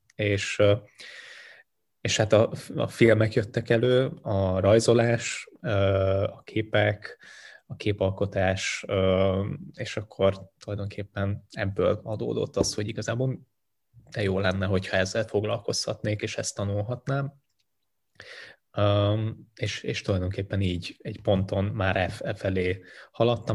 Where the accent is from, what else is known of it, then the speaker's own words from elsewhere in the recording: Hungary; also born or lived in Sindelfingen, Baden-Württemberg, Germany; én ott születtem már kint ebben, a, ebben az időszakban, és végül úgy döntöttek egy lehet, üzleti lehetőség miatt is, és a rendszerváltás után, hogy, hogy hazaköltöznek, úgyhogy lényegében én már nagy részt itt nőttem föl